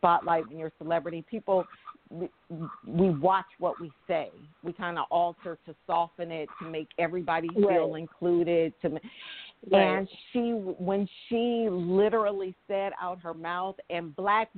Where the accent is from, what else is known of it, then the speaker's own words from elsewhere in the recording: San Francisco, California, United States; I'm from the Bay Area. I'm from San Francisco.